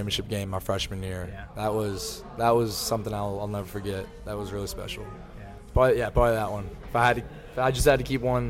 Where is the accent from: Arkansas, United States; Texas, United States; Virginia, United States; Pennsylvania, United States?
Texas, United States; Dallas; I am from Dallas. I'm a little biased, but that's my MVP right there this year.